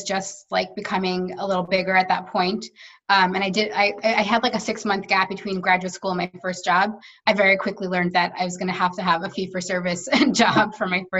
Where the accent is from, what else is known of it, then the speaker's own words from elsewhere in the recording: New York, United States; I've lived here my entire life